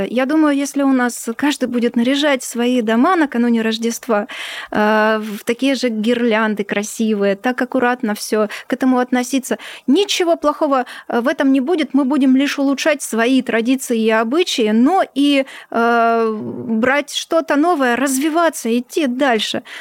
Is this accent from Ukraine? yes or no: yes; Ukraine; born there; у меня в свидетельстве о рождении написано Украина. Поэтому ни для кого не секрет, э, что я родилась на ну, Украине.